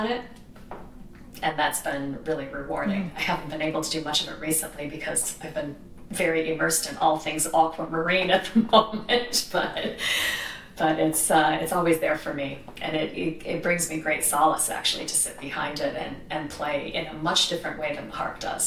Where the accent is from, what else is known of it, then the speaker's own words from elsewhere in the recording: outside of Detroit, Michigan, United States; also born or lived in Manhattan / Nashville; now in Brooklyn, United States; I grew up outside of Detroit, so I was in a suburb about 18 miles north